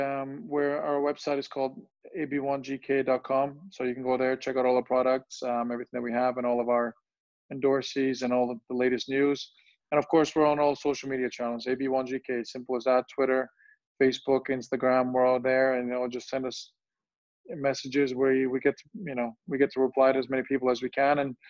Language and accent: English; Germany; English is a second language; also born or lived in Bosnia; I was born in Bosnia, and soon after that, you know, a big conflict, the war broke out, and my family had to move away from Bosnia when I was 4 years old, and we ended up moving to Germany.